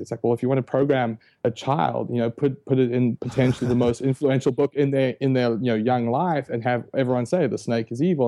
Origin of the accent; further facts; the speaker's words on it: South Africa; moved away; I was born and raised in South Africa, hence the, the funny accent